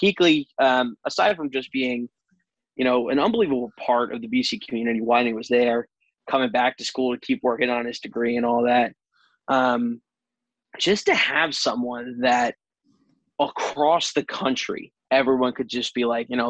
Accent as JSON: {"language": "English", "region": "New Jersey", "country": "United States", "tie": "born or raised there", "said": "Jersey connections through and through. I'm actually, my hometown in Jersey is the same town as Frank Spaziani."}